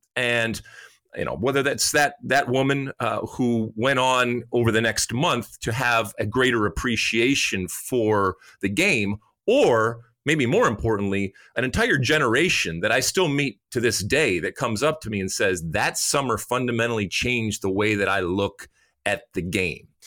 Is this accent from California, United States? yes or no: no; Detroit, Michigan, United States; I grew up in Detroit